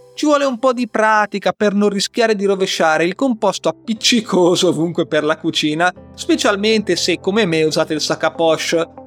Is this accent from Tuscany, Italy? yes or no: no; Liguria, Italy; da buon ligure